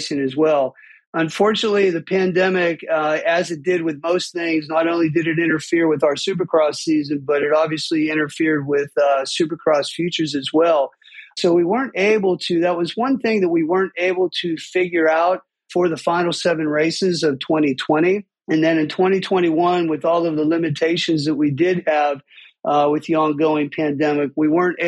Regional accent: Pittsburgh, Pennsylvania, United States; I grew up in Pittsburgh with two passions, music and dirt bikes

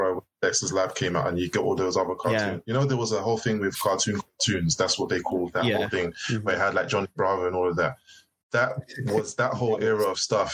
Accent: United Kingdom; as us as Brits

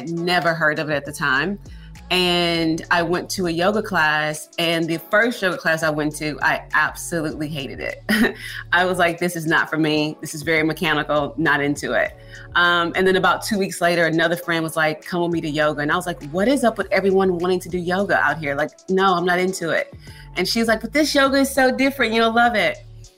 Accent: Houston, Texas, United States; No, born and raised in Houston, Texas.

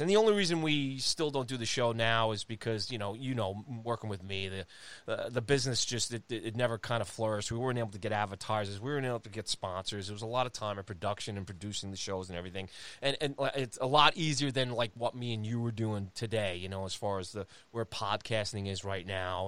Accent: Long Island, New York, United States; as a Long Islander, as a New Yorker

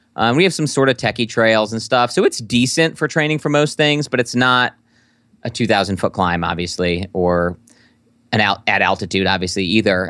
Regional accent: Midwest, United States; a Midwesterner

